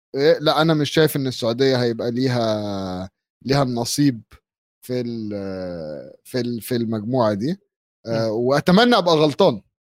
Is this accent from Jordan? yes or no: no; Egypt